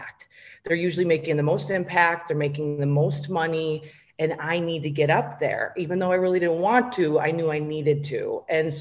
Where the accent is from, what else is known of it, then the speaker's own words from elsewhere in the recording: Minnesota, United States; I grew up in a small town in Minnesota